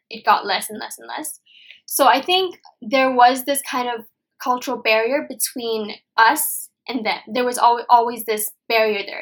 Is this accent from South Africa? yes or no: no; Hong Kong; I was born and raised here in Hong Kong